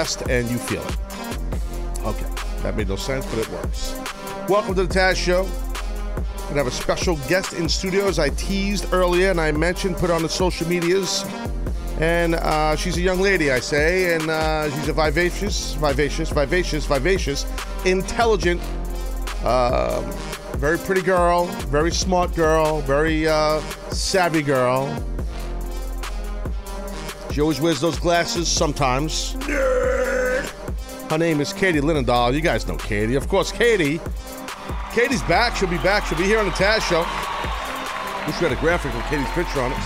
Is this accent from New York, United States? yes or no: yes; New York City, New York, United States; I'm a New Yorker